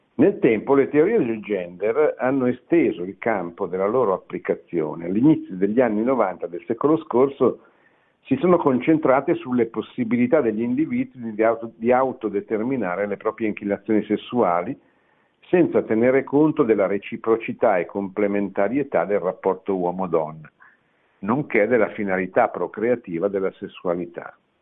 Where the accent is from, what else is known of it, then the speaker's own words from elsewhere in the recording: Italy; sono nato in Italia